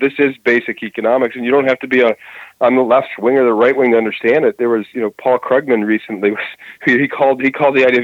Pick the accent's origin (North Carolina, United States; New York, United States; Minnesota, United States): Minnesota, United States; Twin Cities; where I'm from the Twin Cities in Minnesota